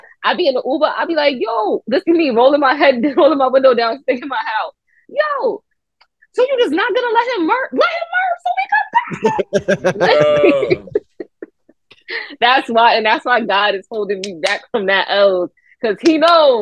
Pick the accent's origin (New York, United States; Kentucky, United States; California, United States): New York, United States; I'm from New York